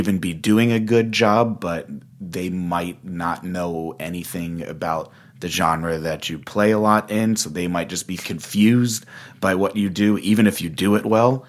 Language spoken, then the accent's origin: English; Augusta, Georgia, United States; moved away as an adult; also born or lived in Boston; now in Los Angeles, United States; I'm from Augusta, Georgia